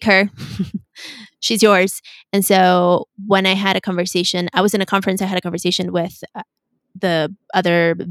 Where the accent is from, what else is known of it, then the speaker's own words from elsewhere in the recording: Mexico City, Mexico; also born or lived in United States; I was born in the US and I was raised in Mexico City